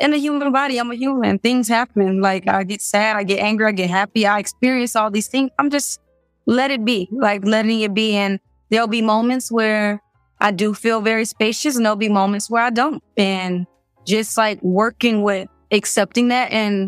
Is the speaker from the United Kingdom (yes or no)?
no; Miami, Florida, United States; moved away as an adult; I'm from Miami